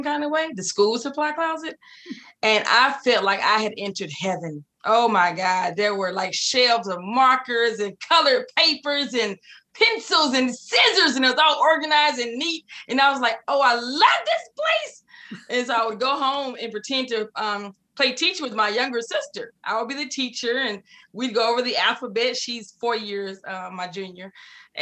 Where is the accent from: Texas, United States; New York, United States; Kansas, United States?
Texas, United States; Waco; I'm from Waco, Texas